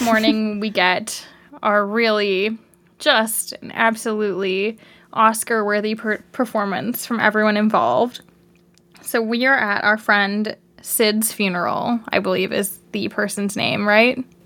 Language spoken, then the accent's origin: English; Canada; accent: Canadian